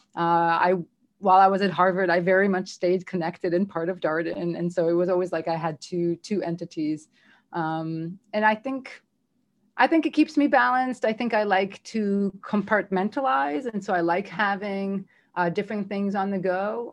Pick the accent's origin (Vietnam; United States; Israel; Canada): Israel; moved away as an adult; I'm from Israel. I'm here on my own.